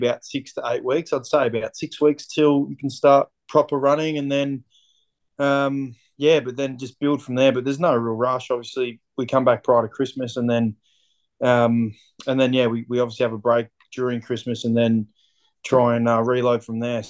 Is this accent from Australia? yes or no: yes; Dandenong, Victoria, Australia; I grew up in Dandenong in Victoria.